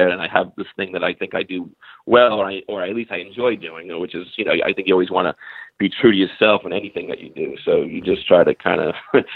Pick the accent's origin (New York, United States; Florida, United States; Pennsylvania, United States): New York, United States; New York City; I grew up in Staten Island, New York